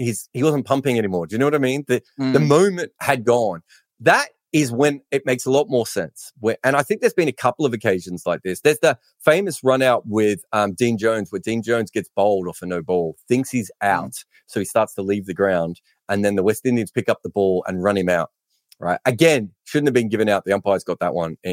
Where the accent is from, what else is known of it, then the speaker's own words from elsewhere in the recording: Australia; for being Australian